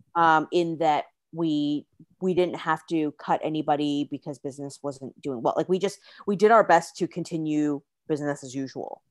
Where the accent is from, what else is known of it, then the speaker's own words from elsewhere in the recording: Canada; moved away as an adult; also born or lived in China / Singapore; originally born and raised in Canada